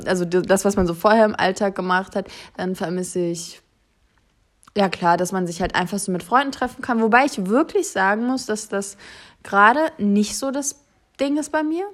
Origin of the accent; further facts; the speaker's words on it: Germany; wir sowieso als Deutsche